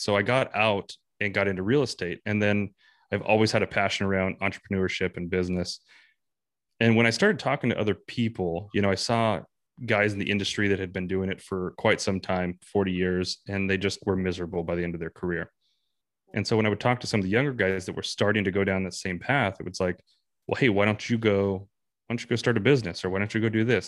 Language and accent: English; San Bernardino Mountains near Big Bear, California, United States; moved away as an adult; now in North Idaho, United States; I grew up in the San Bernardino Mountains near Big Bear